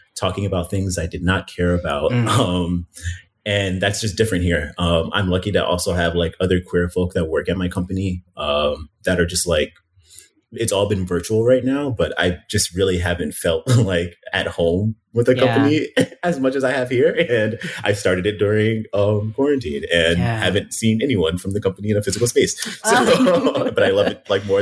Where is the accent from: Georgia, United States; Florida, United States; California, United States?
Florida, United States; Miami; moved away as an adult; also born or lived in Philadelphia, Pennsylvania; now in Chicago, United States; we moved from Miami, which is where I've lived since I was 11, originally from Philadelphia, but I'm considering myself, I guess, a Miamian, but moved from Miami to Chicago